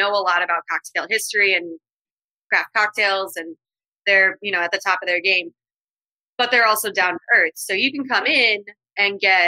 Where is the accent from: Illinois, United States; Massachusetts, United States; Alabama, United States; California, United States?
Illinois, United States; Chicago; I grew up in Chicago. I'm born and raised on the northwest side of the city